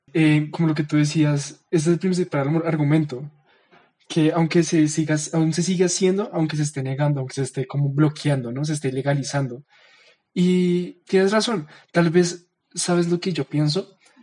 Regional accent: Bogotá, Colombia; nosotros somos bogotanos, ¿no? Somos colombianos

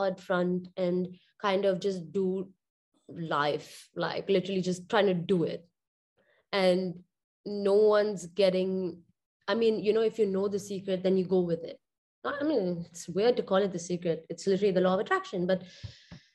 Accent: Dubai, United Arab Emirates; growing up in Dubai

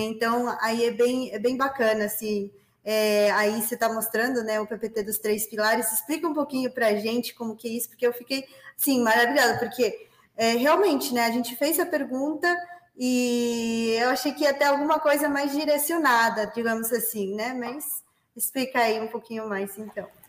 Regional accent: Peru; Portuguese is a second language; moved away as an adult; now in Brazil; eu nasci no Peru, portanto, este sotaque diferenciado acompanhará vocês nos próximos minutos, né? É, eu moro no Brasil desde 2013

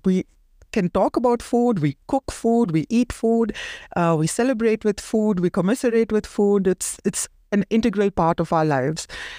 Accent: India; moved away as an adult; now in Germany; Growing up in India, festival season means that I got to spend a lot of time with my family

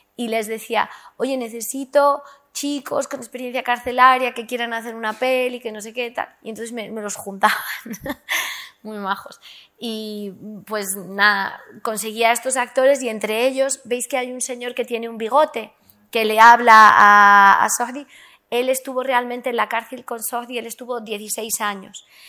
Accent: South Lebanon, Lebanon; yo soy del sur del Líbano, de la frontera con Palestina.

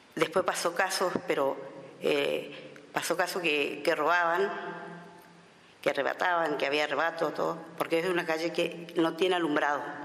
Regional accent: Villa Ángela, Chaco, Argentina; soy de Villa Ángela Chaco

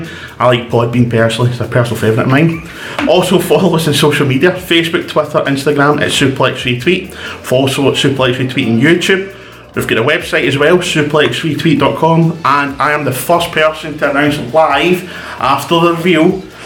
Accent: Scotland, United Kingdom

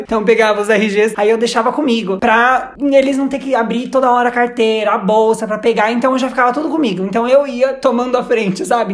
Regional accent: Brazil; eu sou do Brasil e não falo muito bem espanhol.

